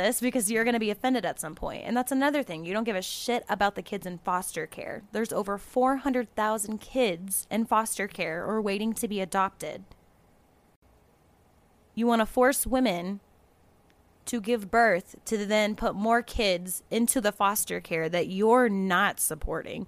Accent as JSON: {"language": "English", "region": "Florida", "country": "United States", "said": "I'm from Florida"}